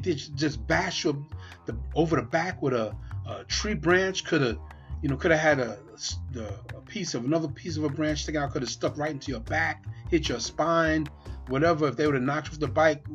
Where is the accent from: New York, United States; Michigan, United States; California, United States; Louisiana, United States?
New York, United States; New York City; now in Pennsylvania, United States; one of my brothers I grew up with in Brooklyn, New York